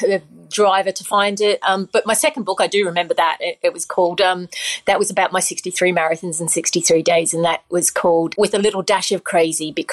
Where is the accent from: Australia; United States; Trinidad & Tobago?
Australia; now in United Kingdom; I grew up in Australia, so I'm going home